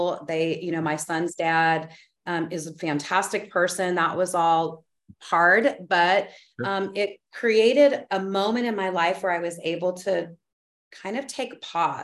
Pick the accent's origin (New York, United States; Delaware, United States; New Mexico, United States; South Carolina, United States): New Mexico, United States; moved away; I'm from New Mexico, which is also really a deep part of, it's my soul place. My family's been there for hundreds of years